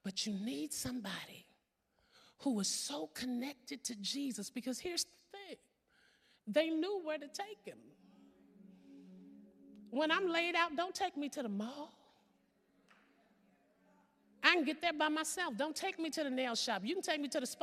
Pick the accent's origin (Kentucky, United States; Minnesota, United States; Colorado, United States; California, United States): California, United States; I'm from California.